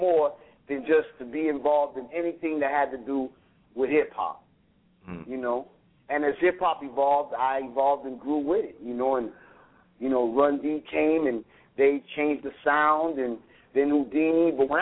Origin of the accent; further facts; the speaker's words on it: Chicago, Illinois, United States; also born or lived in Racine; I was living in Chicago. I'm from Chicago